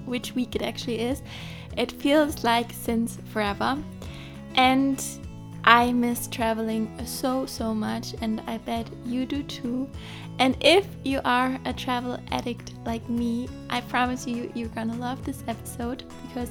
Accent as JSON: {"language": "English", "country": "Germany", "tie": "born or raised there", "said": "you didn't grow up in Germany like I did"}